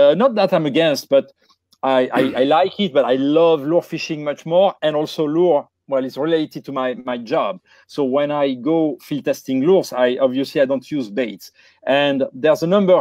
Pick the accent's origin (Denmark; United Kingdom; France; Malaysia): France; Bordeaux, Nouvelle-Aquitaine; moved away; Where I grew up in the Bordeaux, in the southwest region area of France